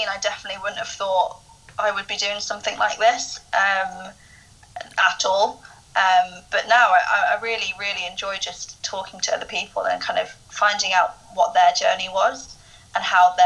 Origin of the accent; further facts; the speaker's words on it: United Kingdom; accent: British; I've got a British accent